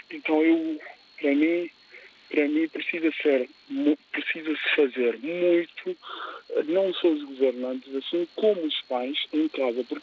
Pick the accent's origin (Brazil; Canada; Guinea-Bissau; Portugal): Guinea-Bissau; as experiências da minha terra, nesse caso a Guiné-Bissau